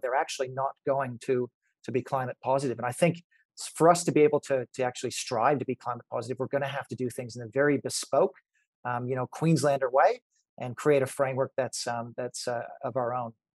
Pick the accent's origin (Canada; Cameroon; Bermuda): Canada; moved away; Back in Canada, I grew up in Canada.